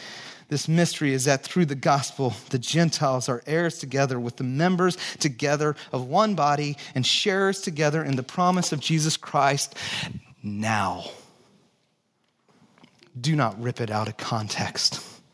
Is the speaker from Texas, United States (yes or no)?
yes; Texas, United States; born there; also born or lived in Santa Cruz / Chicago; Mine, I was born in Texas. That's why I have a funky accent.